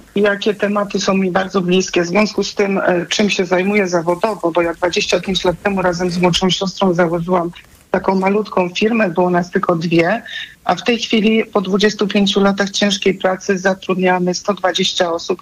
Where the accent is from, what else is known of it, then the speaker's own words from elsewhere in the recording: Subcarpathian Voivodeship, Poland; ja jestem z Podkarpacia